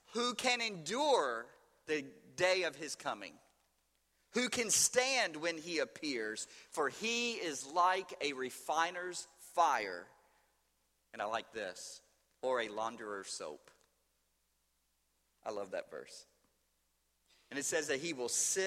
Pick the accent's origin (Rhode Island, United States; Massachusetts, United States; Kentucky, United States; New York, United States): Kentucky, United States; Louisville; St. Matthew's Baptist Church in Louisville, Kentucky, my hometown.